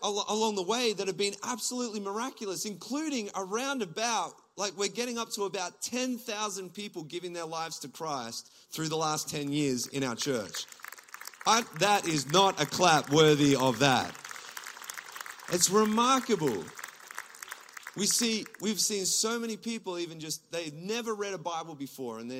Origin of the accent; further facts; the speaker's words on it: Gippsland, Victoria, Australia; moved away as an adult; now in Toronto, Canada; I'm from Gippsland. I'm a country boy